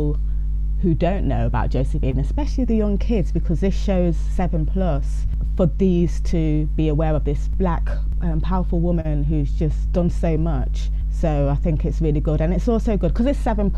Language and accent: English; Leicester, East Midlands, United Kingdom; Born and bred in Leicester.